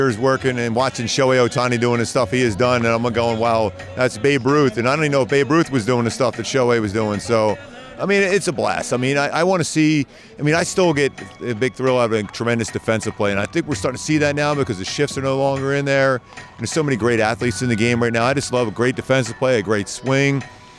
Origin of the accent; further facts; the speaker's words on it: Philadelphia, Pennsylvania, United States; I was pretending I was Harry Callis growing up in Philly doing games